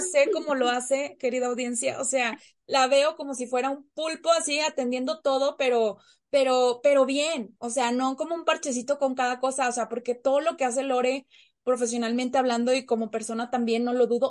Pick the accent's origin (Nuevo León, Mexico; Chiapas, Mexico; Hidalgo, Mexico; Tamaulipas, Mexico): Nuevo León, Mexico; Monterrey; moved away as an adult; now in Mexico City, Mexico; yo soy regiomontana, de nuestra sultana del norte, pero en este momento yo me encuentro como foránea este, en la Ciudad de México